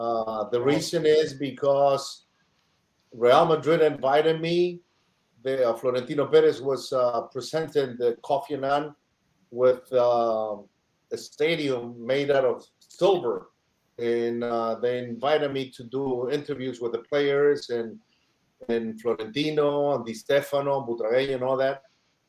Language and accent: English; Chile